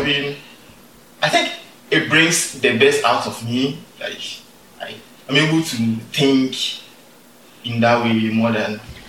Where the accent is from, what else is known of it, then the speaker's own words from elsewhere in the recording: Takoradi, Western Region, Ghana; moved away; also born or lived in Kumasi, Ghana; I grew up in Takrade.